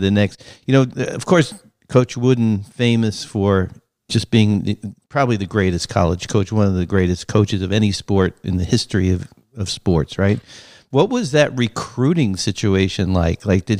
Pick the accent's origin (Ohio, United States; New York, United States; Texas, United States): New York, United States; moved away as an adult; also born or lived in Massachusetts; now in California, United States; I'm a New Yorker